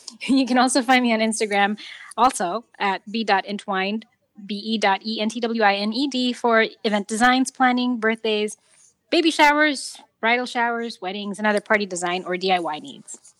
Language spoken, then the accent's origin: English; New York, United States; as a New Yorker